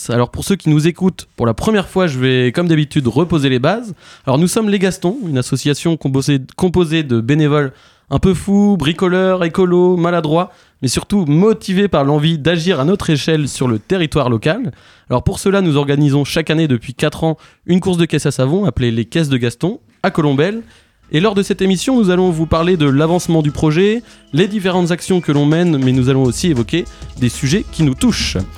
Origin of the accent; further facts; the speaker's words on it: Briouze, Normandy, France; Eh ben moi je viens de Briouze et je suis trop fier de le dire aussi.